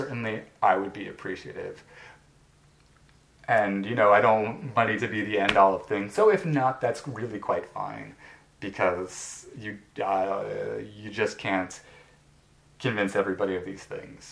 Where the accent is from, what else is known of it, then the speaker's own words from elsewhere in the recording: United States; I'm an American